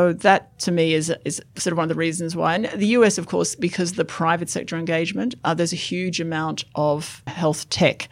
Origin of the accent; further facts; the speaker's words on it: Australia; I'm an Australian who pays tax